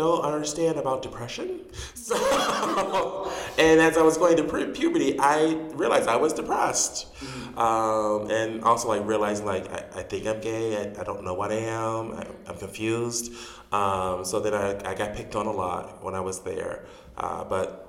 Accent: Chicago, Illinois, United States; also born or lived in Dolton, Illinois; I was born and raised here in Chicago.

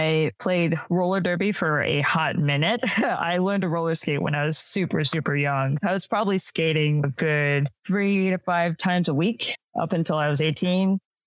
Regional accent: Western New York, United States; also born or lived in Albany, New York; I grew up in Western New York

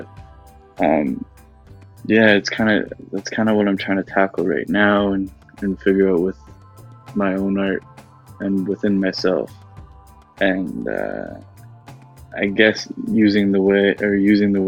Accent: Oakville, Ontario, Canada; growing up in Oakville

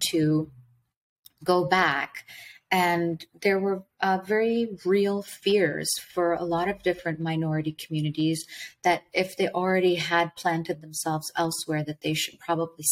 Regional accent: Dubai, United Arab Emirates; I was born in Dubai, United Arab Emirates. My parents were both born in Iran

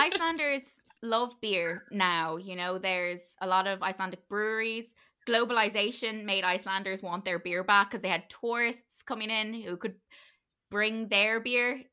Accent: Ireland; we're Irish

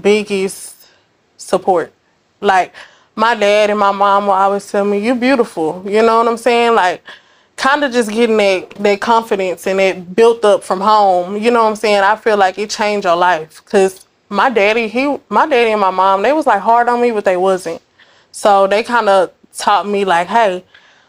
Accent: Dallas, Texas, United States; I'm from Dallas. I'm from Oak Cliff

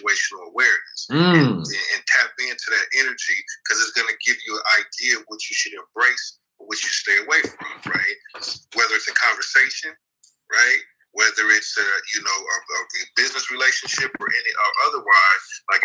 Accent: Oakland, California, United States; I grew up in East Oakland from Brookfield

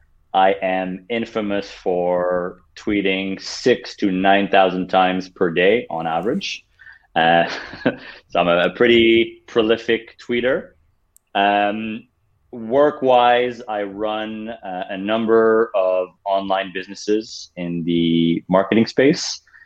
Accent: Ottawa, Ontario, Canada; English is a second language; moved away as an adult; now in Florida, United States; I am originally from Ottawa, Canada, which is the capital.

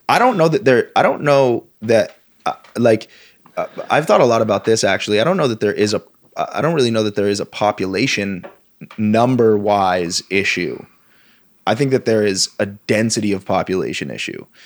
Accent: Vermont, United States; one of the values that I grew up with, with and not just in Vermont, in the Northeast in general

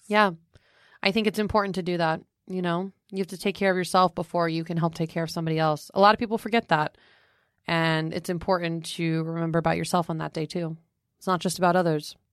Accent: Fort Myers, Florida, United States; moved away as an adult; now in New York, United States; my hometown of Fort Myers

